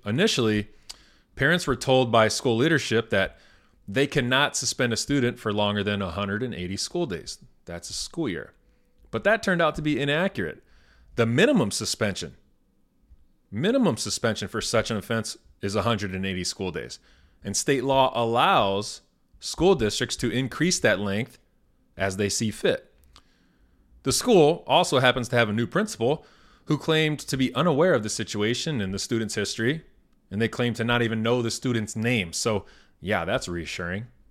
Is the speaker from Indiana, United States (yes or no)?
yes; Indiana, United States; born or raised there